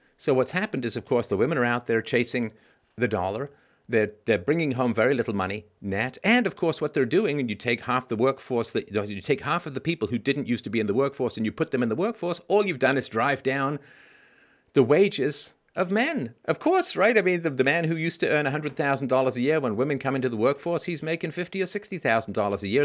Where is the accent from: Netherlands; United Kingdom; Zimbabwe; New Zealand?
United Kingdom; London; also born or lived in Athlone, Ireland / Cheltenham; now in Canada; when I was a kid, uh, growing up in London